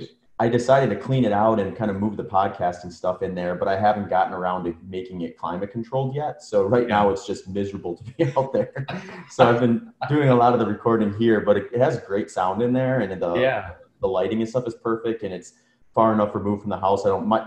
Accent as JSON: {"language": "English", "region": "Midwest", "country": "United States", "tie": "born or raised there", "moved": "yes", "lives_now": "Phoenix, United States", "said": "I grew up in the Midwest, so I just loathe the 20 below wind chill"}